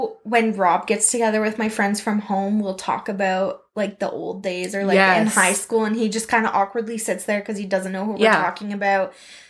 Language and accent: English; Stratford, Ontario, Canada; I grew up in Stratford.